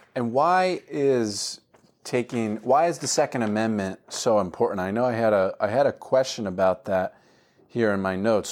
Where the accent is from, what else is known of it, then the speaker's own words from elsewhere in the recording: Florida, United States; moved away as an adult; also born or lived in Montgomery County, Pennsylvania; now in Delaware County, Pennsylvania, United States; I'm from Florida